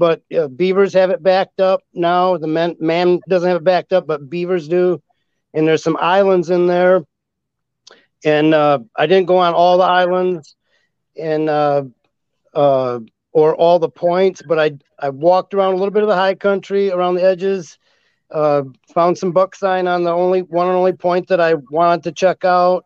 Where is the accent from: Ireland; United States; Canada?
United States; Northern Lower Michigan; I'm from the Northern Michigan area, the Lower Michigan area